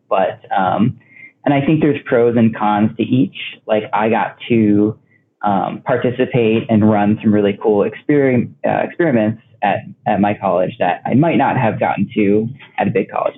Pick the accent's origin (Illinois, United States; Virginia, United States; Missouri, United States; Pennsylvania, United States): Illinois, United States; Oak Park; they stayed one place for high school, and that was Oak Park, Illinois. Um, and I was actually there from like elementary school to high school